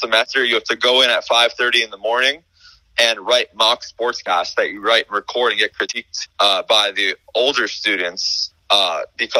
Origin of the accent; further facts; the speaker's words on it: South Florida, United States; moved away as an adult; also born or lived in Syracuse; I'm from South Florida. I joined our high school newspaper